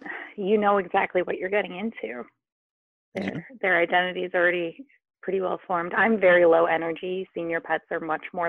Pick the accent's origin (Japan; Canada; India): Japan; born there; I was born in Japan, and he was made in Japan